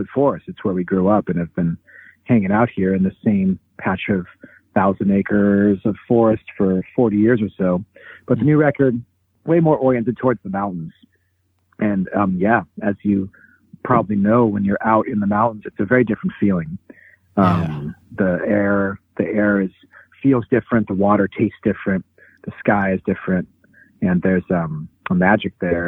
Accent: Pacific Northwest, United States; also born or lived in Topeka, Kansas / Olympia, Washington; I was born in Kansas, Topeka, 1977 in the summertime, but moved to the Pacific Northwest when I was 2.

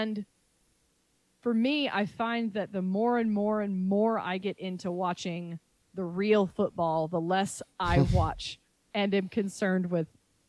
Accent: Charlotte, North Carolina, United States; I'm originally from Charlotte, so I'm happy to see what they do.

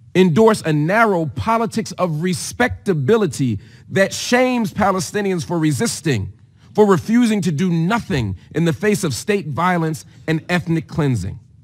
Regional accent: United States; As an American

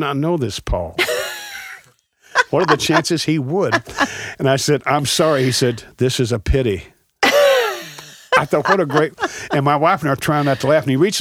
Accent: St. Louis, Missouri, United States; we're from St. Louis

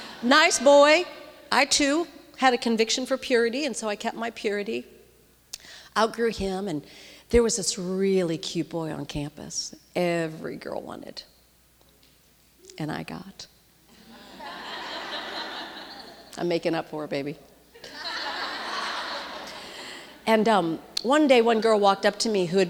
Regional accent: St. Louis, Missouri, United States; I grew up in the Midwest in St. Louis

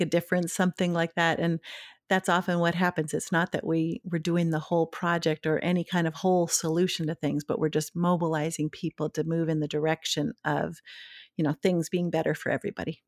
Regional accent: Duluth, Minnesota, United States; now in Maine, United States; growing up in Duluth, Minnesota

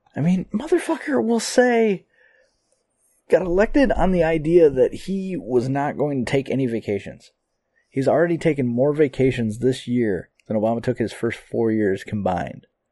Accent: United States; I'm an American

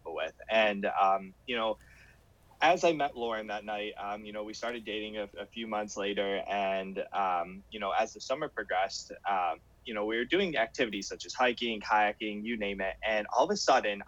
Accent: Cleveland, Ohio, United States; I'm from Cleveland, Ohio, and I was at a local hospital at the time.

